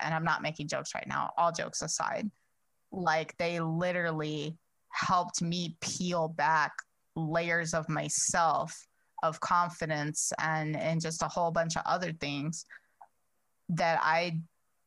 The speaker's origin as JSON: {"language": "English", "town": "Chicago", "region": "Illinois", "country": "United States", "said": "I'm from Chicago"}